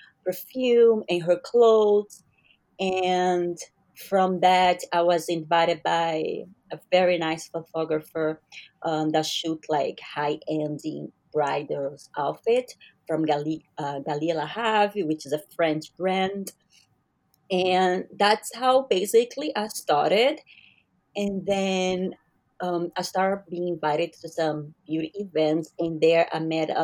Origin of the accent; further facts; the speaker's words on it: Brazil; I'm Brazilian. So I'm from Brazil